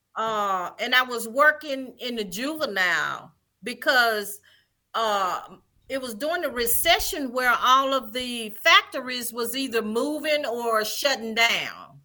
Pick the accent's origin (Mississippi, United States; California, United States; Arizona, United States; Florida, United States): Mississippi, United States; Vicksburg; also born or lived in Jackson, Mississippi; I am originally from Vicksburg, Mississippi, born and raised.